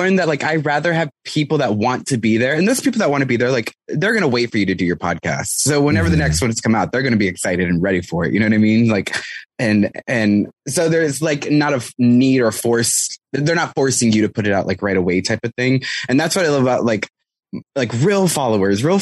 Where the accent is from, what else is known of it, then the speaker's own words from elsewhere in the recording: San Antonio, Texas, United States; I grew up in San Antonio, Texas